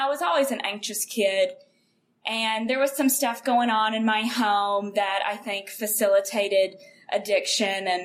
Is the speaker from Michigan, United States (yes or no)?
no; Kentucky, United States; moved away; I am from Kentucky, a really small town in Kentucky, population of about 5,000 in the county